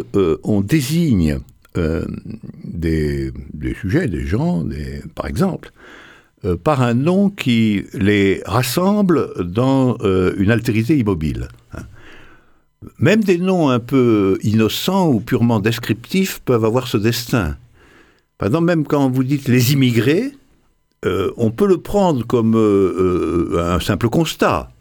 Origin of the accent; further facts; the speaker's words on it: Morocco; je suis né au Maroc, je suis né au Maroc